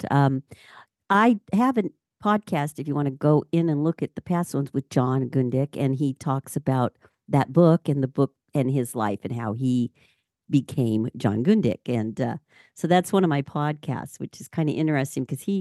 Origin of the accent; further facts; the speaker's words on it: Alberta, Canada; I'm from Canada, Alberta.